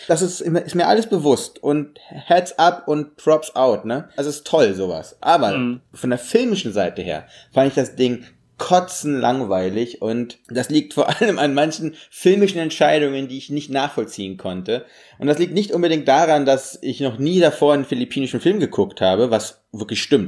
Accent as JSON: {"language": "German", "country": "Russia", "tie": "born or raised there", "moved": "yes", "said": "wir sind immer einfach groß geworden in dem Land"}